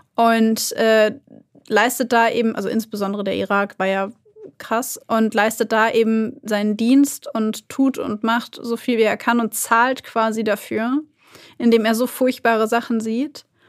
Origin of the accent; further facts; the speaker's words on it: Germany; bei uns in Deutschland